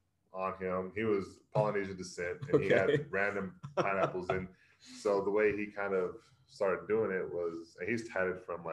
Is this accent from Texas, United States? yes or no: yes; Corsicana, Texas, United States; also born or lived in San Antonio, Texas / Austin, Texas; I grew up in Corson County, Texas, a small town, country town, 50 miles south of Dallas.